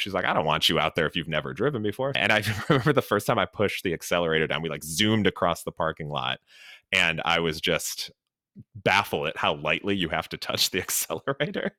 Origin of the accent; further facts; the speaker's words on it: Chicago, Illinois, United States; moved away; also born or lived in Los Angeles / Miami; I grew up in Chicago, and so drove around the Windy City and all the fun Chicago suburbs